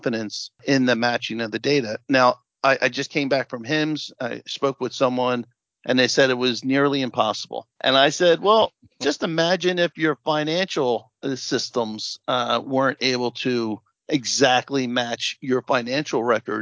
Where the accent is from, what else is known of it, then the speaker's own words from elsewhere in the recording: New Jersey, United States; I come from New Jersey